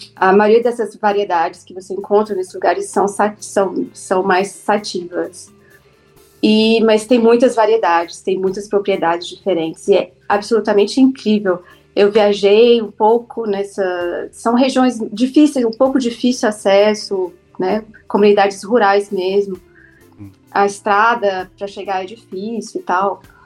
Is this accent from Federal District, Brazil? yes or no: yes; Brasília, Federal District, Brazil; now in Cape Town, South Africa; eu sou de Brasília, eu sou jornalista